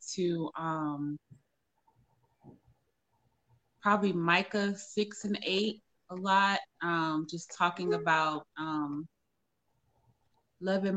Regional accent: Cleveland, Ohio, United States; moved away as an adult; also born or lived in Atlanta, Georgia; now in Las Vegas, United States; I am originally from Cleveland, Ohio, born and raised

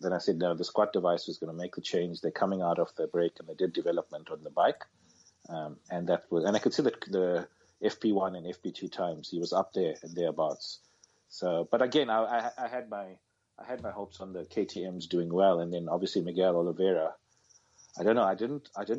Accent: South Africa; being a South African

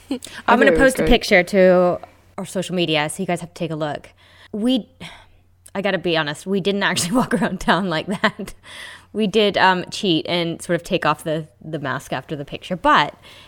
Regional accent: United States; I'm American.

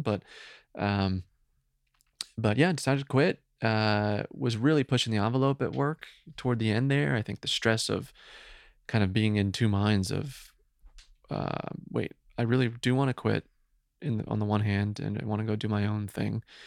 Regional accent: Woodbridge, New Jersey, United States; moved away; from New Jersey originally

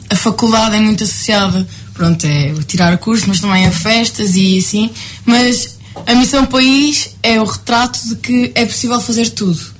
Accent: Galveias, Alentejo, Portugal; eu sou do Alto Alentejo, eu sou de Galveias, que é ali perto de Ponte Sur, Porto Alegre.

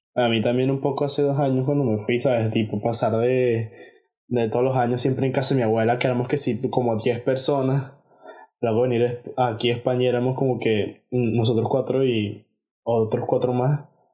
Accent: Venezuela; now in Spain; uno como venezolano

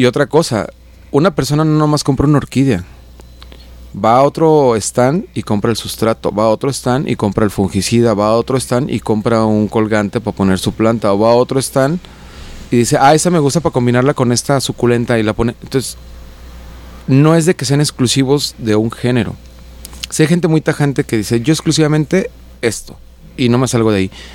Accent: Juanacatlán, Jalisco, Mexico; mi pueblo, Juanacatlán

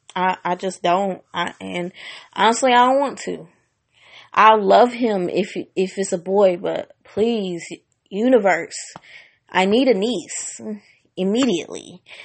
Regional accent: Washington, District of Columbia, United States; moved away; I went back to my hometown of Washington, D C for the first time in more than ten years

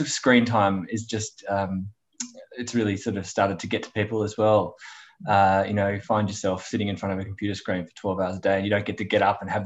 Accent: Melbourne, Victoria, Australia; I'm a Melbourne boy. Yeah, grew up in Melbourne. Lived here my whole life.

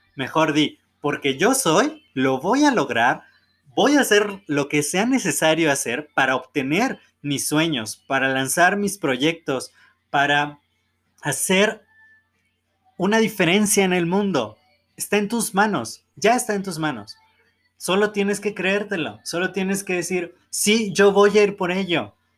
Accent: Mexico; nacimos en México

